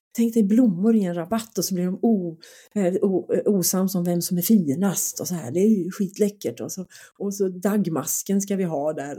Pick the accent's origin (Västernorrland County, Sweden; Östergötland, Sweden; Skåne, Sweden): Skåne, Sweden; jag är från Skåne